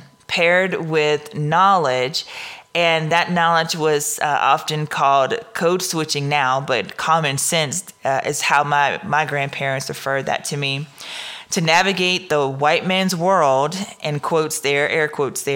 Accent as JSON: {"language": "English", "region": "Southern Louisiana", "country": "United States", "said": "I'm from Southern Louisiana"}